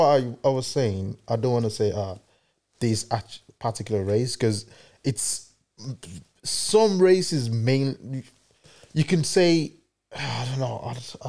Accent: Nigeria; moved away; obviously I'm from Africa, we're from Africa

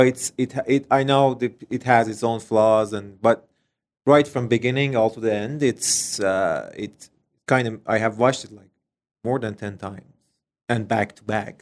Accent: Iran; English is a second language; moved away as an adult; now in Canada; we're coming from Middle East

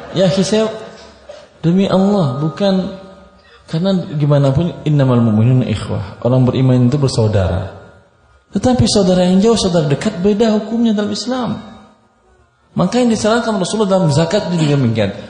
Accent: Padang, West Sumatra, Indonesia; Saya orang Padang. Tahu saya tabiat sebagian pedagang orang Padang.

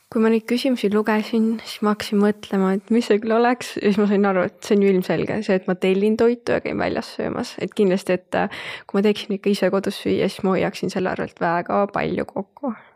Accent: Rakvere, Lääne-Viru County, Estonia; moved away as an adult; now in Tallinn, Estonia; olen pärit Rakverest, viimased pool aastat olen elanud Tallinnas

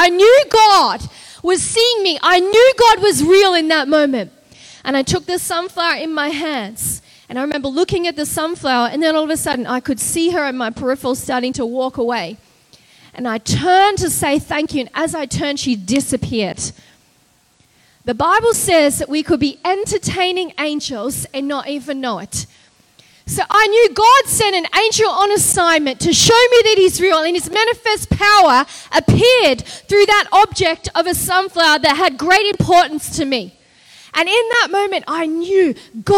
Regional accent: Australia; accent: Australian; moved away as an adult; now in United States; I'm Australian. You can hear from my accent

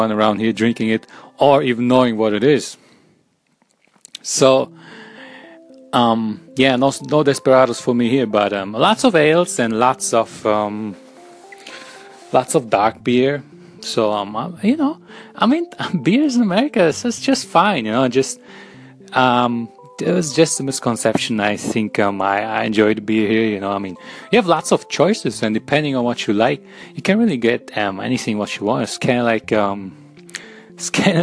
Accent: Germany; moved away as an adult; also born or lived in Minnesota, United States; now in United States; I came from Germany

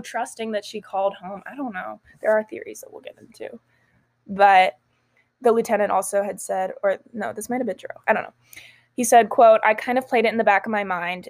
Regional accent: Ohio, United States; we are from Ohio

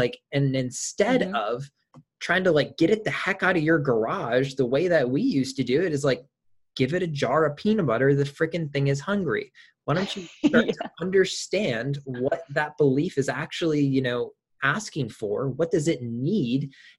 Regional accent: Michigan, United States; I'm from Michigan.

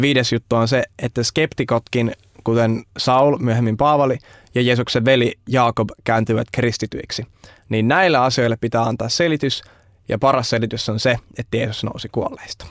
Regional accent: Vantaa, Uusimaa, Finland; mä tuun tuolta Vantaan perukoilta

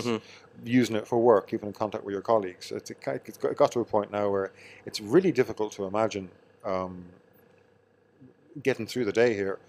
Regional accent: Kells, County Meath, Ireland; No, I'm from Meath.

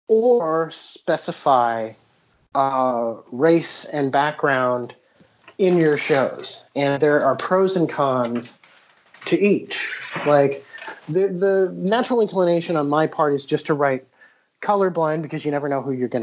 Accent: New Jersey, United States; accent: Jersey; And, well, I'm from all over because, like, I started in New Jersey. My Jersey accent is pretty good.

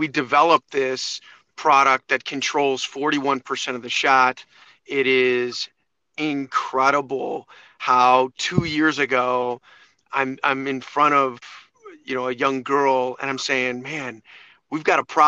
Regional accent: Chicago, Illinois, United States; also born or lived in Ohio / Costa Rica; I grew up in the Chicagoland area

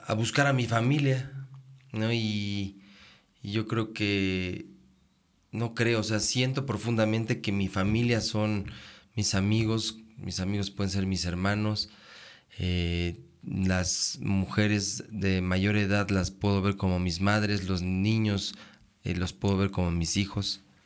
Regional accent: Mexico City, Mexico; moved away; yo soy de la ciudad, nací en la Ciudad de México

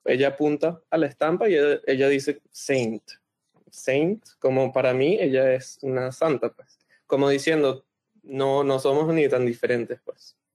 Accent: Venezuela; now in Montreal, Canada; creciendo en Venezuela

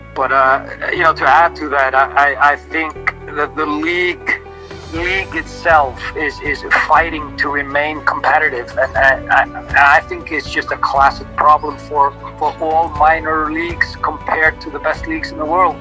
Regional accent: Iceland

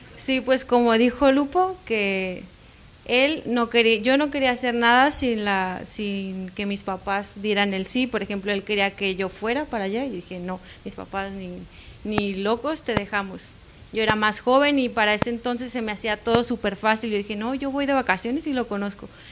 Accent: Ciudad Constitución, Baja California Sur, Mexico; soy de Baja California Sur, cerca de una ciudad de, de La Paz

